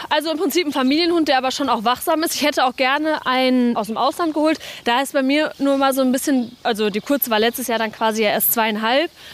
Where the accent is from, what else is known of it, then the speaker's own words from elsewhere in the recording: Hagen, North Rhine-Westphalia, Germany; also born or lived in Dortmund; dass ich hier groß geworden ist